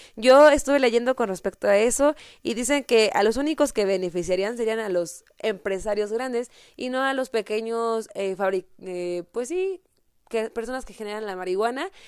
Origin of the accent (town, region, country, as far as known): Mexico